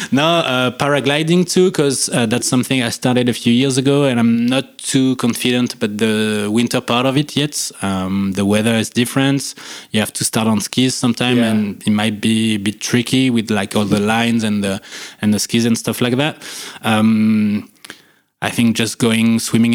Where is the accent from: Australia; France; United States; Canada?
France; near Lyon, Auvergne-Rhône-Alpes; also born or lived in Annecy, France; I was born and bred in the Rhône-Alpes region, but way closer to Lyon